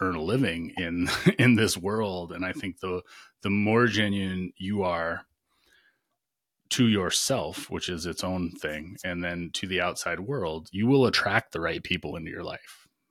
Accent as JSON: {"language": "English", "region": "Michigan", "country": "United States", "tie": "born or raised there", "also_born_or_lived": "Virginia", "moved": "yes", "lives_now": "North Carolina, United States", "said": "I grew up in Michigan"}